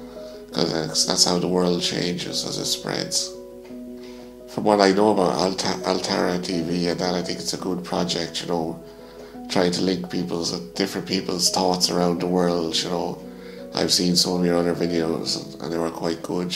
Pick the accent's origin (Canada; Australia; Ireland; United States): Ireland; Mullingar, Leinster; growing up in my hometown, you know, there wasn't an awful lot of foreigners around when I was growing up